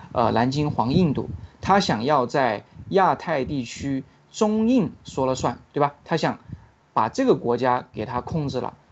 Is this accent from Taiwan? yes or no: no; China; 像我们中国人一出去